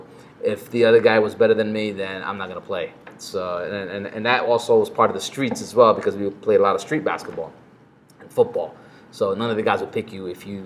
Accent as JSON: {"language": "English", "region": "New Jersey", "country": "United States", "tie": "born or raised there", "moved": "yes", "lives_now": "Dubai, United Arab Emirates", "said": "I'm from New Jersey"}